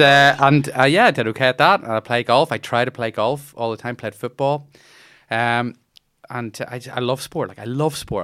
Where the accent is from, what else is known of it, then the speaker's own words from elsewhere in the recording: Bangor, Northern Ireland, United Kingdom; I grew up in Bangor